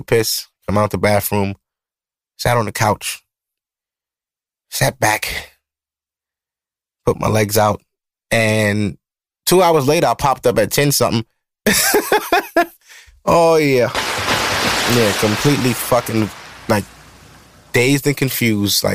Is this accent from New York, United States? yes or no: yes; New York City, New York, United States; I'm from Brooklyn. You know, I'm from Brooklyn.